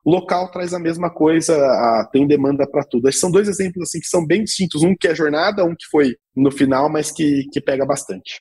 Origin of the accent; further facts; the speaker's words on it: Brazil; Nós como brasileiros